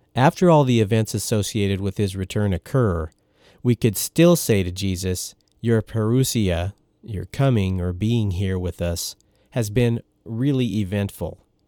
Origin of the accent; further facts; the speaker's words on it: Oregon, United States; moved away as an adult; also born or lived in Storm Lake, Iowa; where I grew up in Oregon